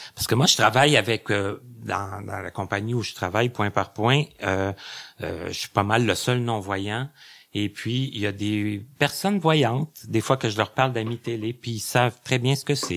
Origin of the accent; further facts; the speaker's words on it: Lassar, Quebec, Canada; je viens de Lassar